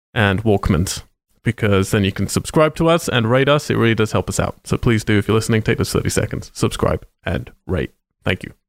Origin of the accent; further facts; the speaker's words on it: United Kingdom; moved away; I'm British